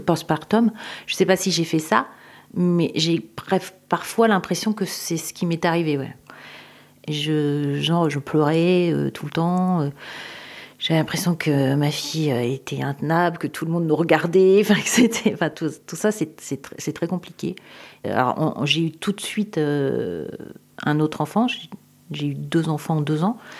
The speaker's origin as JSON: {"language": "French", "town": "Tours", "region": "Centre-Val de Loire", "country": "France", "tie": "born or raised there", "said": "J'habite à Tours. Je suis originaire de Tours."}